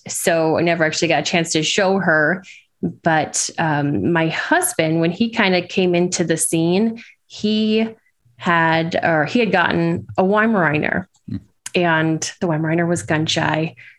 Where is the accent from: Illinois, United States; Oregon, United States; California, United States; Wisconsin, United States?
Wisconsin, United States; moved away as an adult; now in Potomac, United States; I grew up in Wisconsin, lived there until September of 19. And when we moved out here.